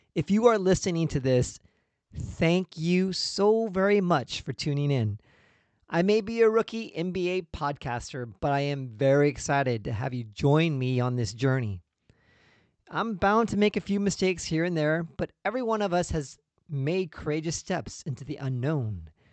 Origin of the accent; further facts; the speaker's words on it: Indiana, United States; I grew up in Indiana, where at that time, basketball was a religion.